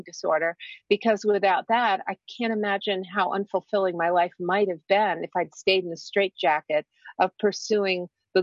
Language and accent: English; Washington, District of Columbia, United States; I grew up here in Washington